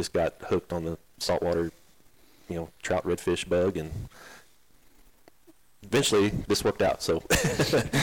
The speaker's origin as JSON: {"language": "English", "town": "Blanco", "region": "Texas", "country": "United States", "tie": "born or raised there", "also_born_or_lived": "San Marcos, Texas", "said": "I grew up in Central Texas, in Blanco"}